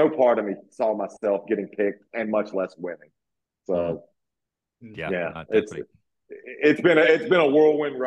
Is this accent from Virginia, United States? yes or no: yes; Virginia, United States; I grew up down in the South, you know, in Virginia